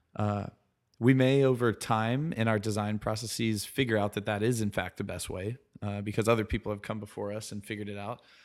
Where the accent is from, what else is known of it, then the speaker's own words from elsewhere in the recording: Columbia, South Carolina, United States; also born or lived in Raleigh, North Carolina; I grew up in Columbia, South Carolina. uh, which is the capital. Um, was born there